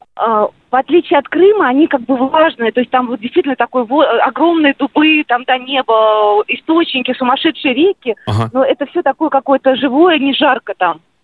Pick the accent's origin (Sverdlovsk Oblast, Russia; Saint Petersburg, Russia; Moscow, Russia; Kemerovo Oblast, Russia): Moscow, Russia; Я сама из Москвы